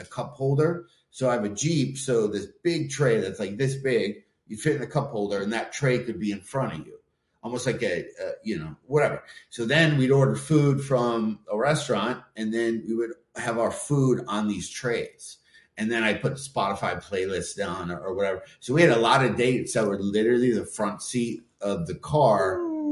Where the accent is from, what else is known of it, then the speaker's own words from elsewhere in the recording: Michigan, United States; I'm from Michigan. There's a lot of cider mills and all that stuff